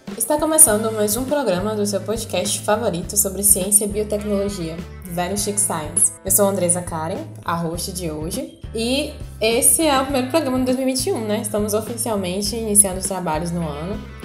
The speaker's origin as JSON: {"language": "Portuguese", "region": "Northeast Region", "country": "Brazil", "said": "nós somos do Nordeste"}